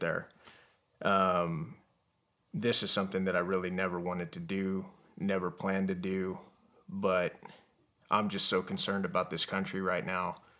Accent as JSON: {"language": "English", "town": "Yuma", "region": "Arizona", "country": "United States", "tie": "born or raised there", "also_born_or_lived": "Tucson, Arizona", "said": "I actually was born in Tucson, Arizona. And I was raised in Yuma, Arizona."}